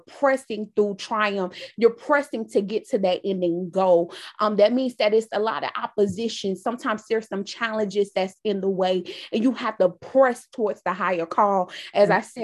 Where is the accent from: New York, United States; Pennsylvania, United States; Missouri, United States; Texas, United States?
New York, United States; New York City; now in Raleigh, United States; I am originally from Brooklyn, New York, currently reside in Raleigh, North Carolina